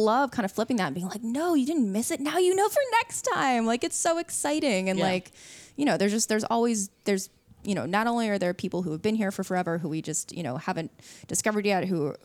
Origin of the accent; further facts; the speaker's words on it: Washington, District of Columbia, United States; I'm from, you know, I'm from Southwest